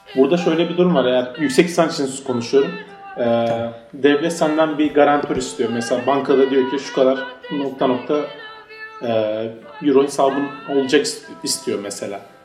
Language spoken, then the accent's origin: Turkish; Turkey; now in Berlin, Germany; biz Türkler olarak